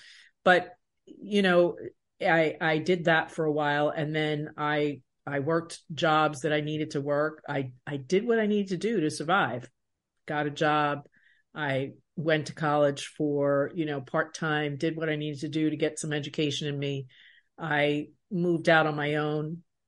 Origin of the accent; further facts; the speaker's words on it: Baldwin, New York, United States; At that time, where I grew up in Baldwin, it was predominantly white, and my junior high was predominantly white and predominantly 99% Jewish. And I am a Latina woman.